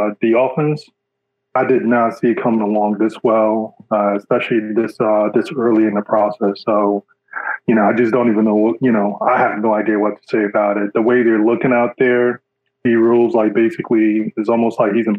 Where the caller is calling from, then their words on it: Jersey City, New Jersey, United States; I'm calling from Jersey City, New Jersey.